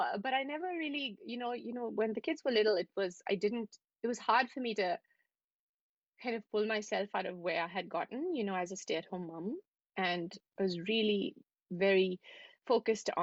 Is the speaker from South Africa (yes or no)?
no; New Delhi, Delhi, India; moved away as an adult; also born or lived in Dubai / Manhattan, New York; now in New York City, United States; I was born in New Delhi and I lived there for most of my life, really, up until now.